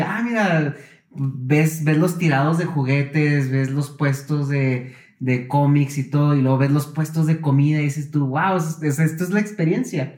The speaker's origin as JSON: {"language": "Spanish", "region": "northern Mexico", "country": "Mexico", "said": "yo soy del norte de la República"}